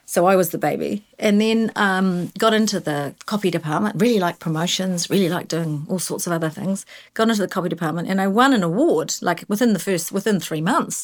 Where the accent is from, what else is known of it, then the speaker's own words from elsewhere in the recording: Invercargill, Southland, New Zealand; moved away as an adult; I grew up in Invercargill. I was embarrassed when I was eighteen and I left